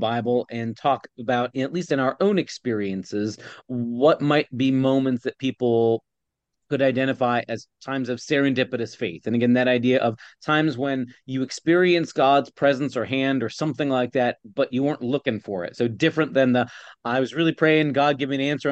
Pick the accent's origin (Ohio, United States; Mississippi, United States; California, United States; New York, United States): Ohio, United States; moved away as an adult; also born or lived in Pennsylvania; I grew up in Ohio and I planned on, my whole life in my childhood and teenagehood all lived in the state of Ohio